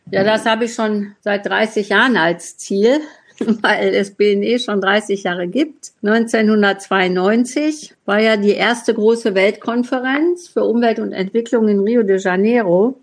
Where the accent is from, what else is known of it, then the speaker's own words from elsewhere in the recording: Essen, North Rhine-Westphalia, Germany; ich komme ja aus Essen